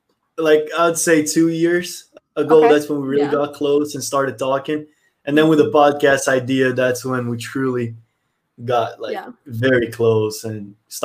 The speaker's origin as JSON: {"language": "English", "country": "Brazil", "tie": "born or raised there", "also_born_or_lived": "United States", "moved": "as an adult", "said": "I'm from Brazil. I grew up in Brazil. I moved to the United States when I was 18."}